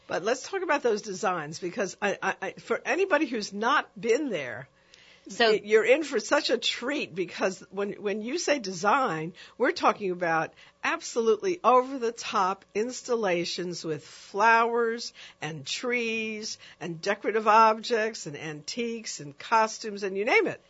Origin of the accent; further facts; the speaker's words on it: New York, United States; a young um, uh, girl growing up in New York